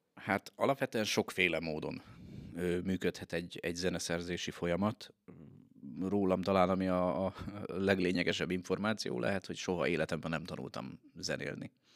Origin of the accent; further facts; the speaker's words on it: Veszprém, Veszprém County, Hungary; de Veszprémiként